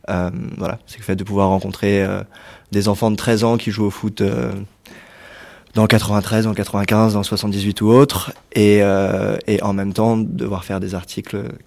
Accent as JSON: {"language": "French", "region": "Île-de-France", "country": "France", "said": "j'ai 24 ans, je suis français, je viens de région parisienne"}